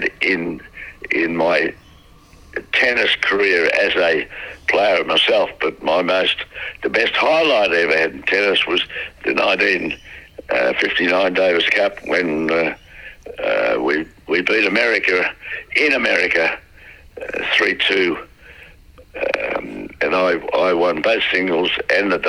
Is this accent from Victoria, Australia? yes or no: yes; Melbourne, Victoria, Australia; also born or lived in Garden Vale, Victoria; We were originally in Garden Vale. I was born in Garden Vale. And then they moved to a house in South Yarra.